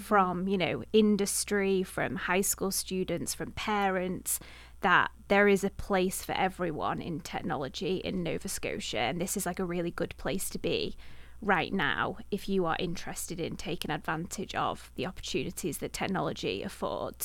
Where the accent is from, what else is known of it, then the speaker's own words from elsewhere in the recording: Manchester, North West England, United Kingdom; moved away as an adult; now in Halifax, Canada; I'm from the Manchester area, so bi-, much bigger city